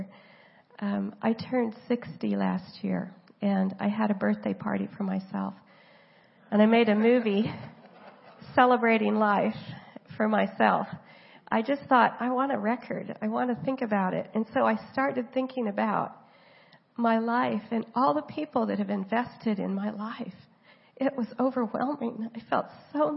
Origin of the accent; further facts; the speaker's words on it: Oklahoma, United States; moved away as an adult; also born or lived in San Diego, California; now in Vanuatu; I was from Oklahoma and came here to go to school.